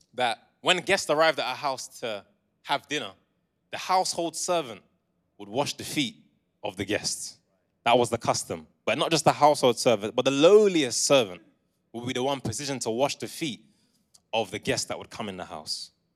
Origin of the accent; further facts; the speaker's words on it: Essex and London, East of England, United Kingdom; moved away as an adult; now in Coventry, United Kingdom; I was raised in Essex and in London, but I came here for uni in twenty fourteen and I've been here since